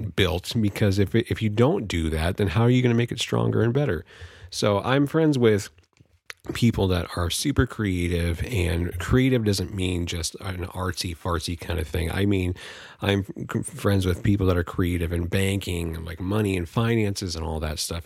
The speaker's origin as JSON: {"language": "English", "town": "Vallejo", "region": "California", "country": "United States", "moved": "yes", "lives_now": "Humboldt County, California, United States", "said": "I'm from Vallejo, California. Uh, currently residing in Humboldt County, California."}